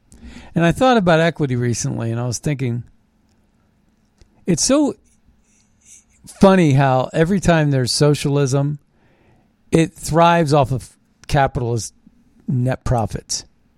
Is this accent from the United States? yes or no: no; Canada; But I'm a Canadian. Here's my passport. Let me go to my home.